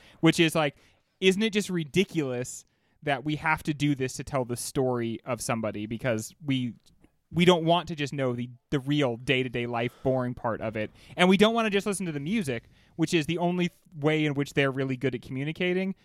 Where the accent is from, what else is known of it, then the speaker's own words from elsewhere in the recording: United States; me being an American